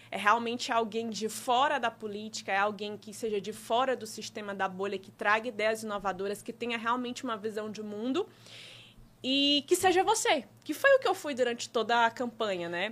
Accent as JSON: {"language": "Portuguese", "country": "Brazil", "tie": "born or raised there", "said": "minha região, que é do Disseu, né? É a região onde eu nasci, cresci, é onde eu empreendo, tenho loja"}